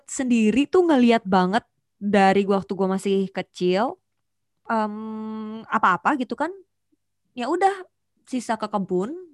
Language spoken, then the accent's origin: Indonesian; Banjarmasin, South Kalimantan, Indonesia; also born or lived in Jakarta; Nggak pernah dan itu jadi kebanggaan gue sih sebagai warga